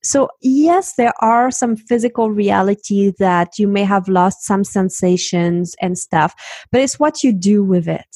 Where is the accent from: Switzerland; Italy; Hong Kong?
Switzerland; now in United States; I happen to be uh, European. I'm from Switzerland